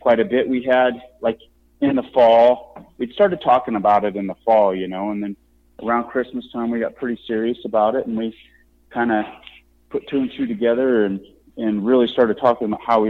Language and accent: English; Nebraska, United States; now in Ohio, United States; Where I grew up in Nebraska, we used to have a couple of small town, you know, sporting goods stores